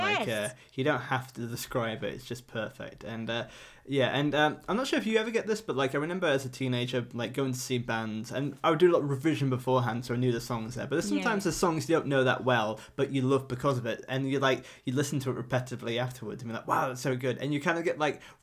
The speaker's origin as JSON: {"language": "English", "region": "Yorkshire and the Humber", "country": "United Kingdom", "accent": "thick Northern", "said": "I'm from North Yorkshire, and sometimes I have quite a thick Northern accent sometimes as well."}